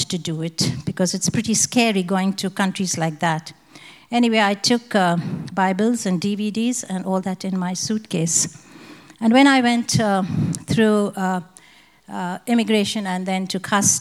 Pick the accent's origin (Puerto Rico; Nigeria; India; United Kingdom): India; moved away as an adult; now in Australia; I'm from India too.